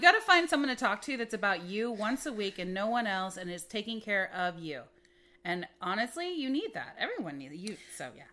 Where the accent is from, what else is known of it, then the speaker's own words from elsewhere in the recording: Midwest, United States; growing up in the Midwest, we didn't have the medical care that we needed